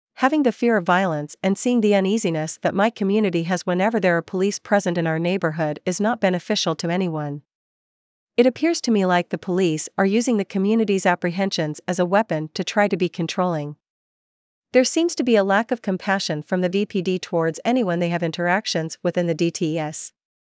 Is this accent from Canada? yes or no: yes; Vancouver, British Columbia, Canada; I was born and raised in Vancouver. I grew up in the Kitsilano area, and I graduated from Kitsilano High School.